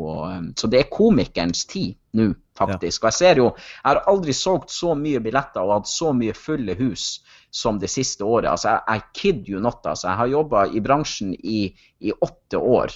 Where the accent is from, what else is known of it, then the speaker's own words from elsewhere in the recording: Kjøllefjord, Troms og Finnmark, Norway; now in Hamar, Norway; Kjøllefjord, for det er jo der jeg kommer ifra